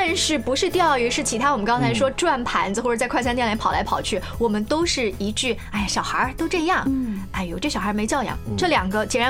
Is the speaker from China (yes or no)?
yes; China; 既然这是我们中国人骨子里面的一个特点，我们的生存的哲学。